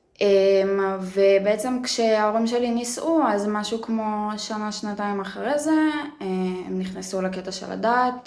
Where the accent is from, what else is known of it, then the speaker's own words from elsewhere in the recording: Yavne, Central District, Israel; אני גדלתי ב- ביבנה